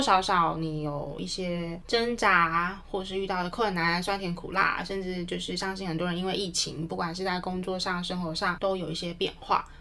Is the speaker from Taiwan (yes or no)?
yes; Taiwan; 好想回台湾哦，台湾真的是自己的家